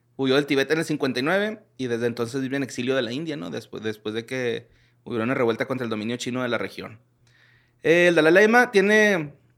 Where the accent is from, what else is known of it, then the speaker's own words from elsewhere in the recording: Mexico; soy mexicano